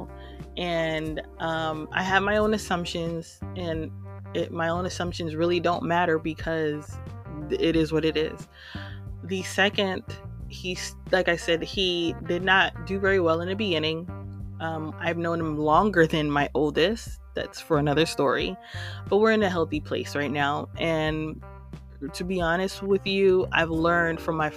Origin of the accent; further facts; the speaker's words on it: New York City, New York, United States; moved away as an adult; now in Houston, United States; I hail from New York City and I live in Houston, Texas right now